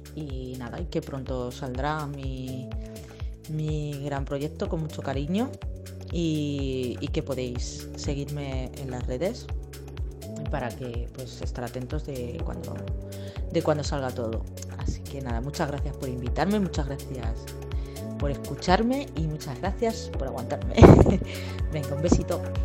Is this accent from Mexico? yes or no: no; Campo de Criptana, Castilla-La Mancha, Spain; moved away; mi pueblo natal, eh, que es Capo de Criptanas, un pueblo de Ciudad Real